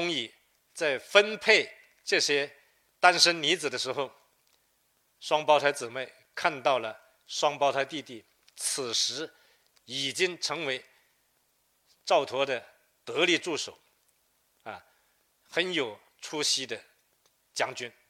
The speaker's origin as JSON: {"language": "Chinese", "region": "Lingnan", "country": "China", "said": "呃，喜民实边啊，呃，同时他还派了几批啊，几十万人南迁岭南，成为第一批到岭南的客家人啊，这也是我们岭南人的祖先。"}